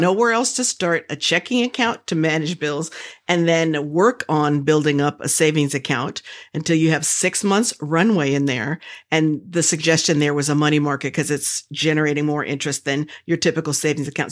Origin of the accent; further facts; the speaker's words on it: the South, United States; I'm from the South, and we don't tell people's age if they don't say so